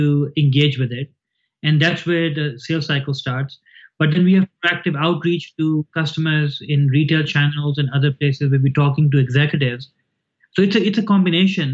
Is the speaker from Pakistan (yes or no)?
yes; Pakistan; moved away as an adult; now in United States; I grew up in Pakistan. I came here when I was 19 and I've been here for almost 30 years